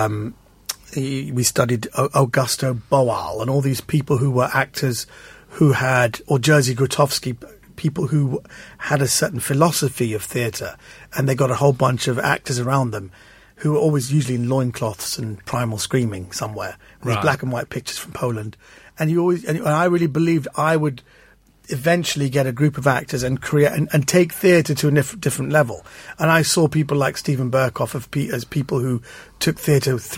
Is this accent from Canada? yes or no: no; London, United Kingdom; also born or lived in Northern Ireland; I was raised in Kensington